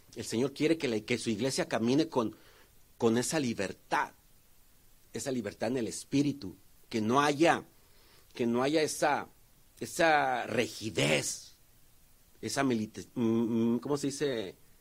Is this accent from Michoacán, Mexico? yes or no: no; Tonalá, Jalisco, Mexico; yo de donde vengo, hay un, hay un, que se puede decir un municipio, que se llama Tonalá o una ciudad cerca de Guadalajara